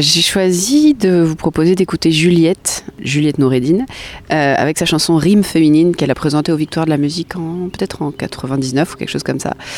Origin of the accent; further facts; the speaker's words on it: Nancy, Grand Est, France; now in Bordeaux, France; Nancy, ma terre natale, euh, que j'affectionne particulièrement